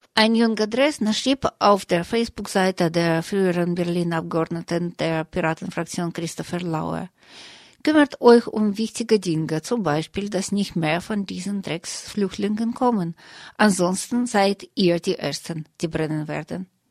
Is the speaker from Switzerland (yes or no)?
no; Russia; now in Germany; in Russland, wo ich herkomme, und auch hier in Deutschland, wo ich lebe